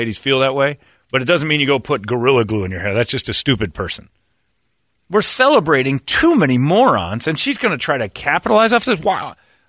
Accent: Cleveland, Ohio, United States; Oh, I'm from Cleveland, Ohio, and I'm going to tell you a story.

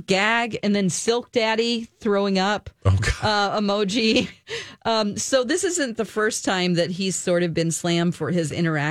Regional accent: the South, United States; I'm from the South, and they're like, my daddy, you know?

